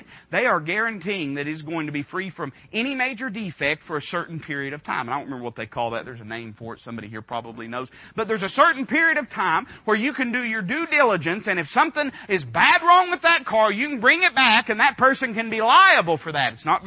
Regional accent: United States; accent: hillbilly backwoods; the hillbilly backwoods way that I talk

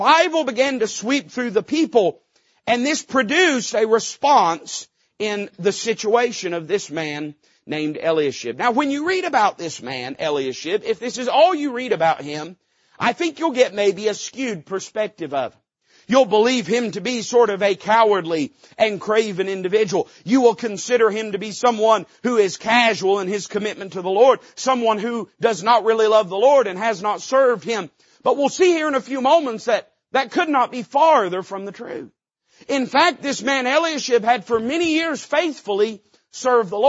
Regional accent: Appalachia, United States; I'm an Appalachian American

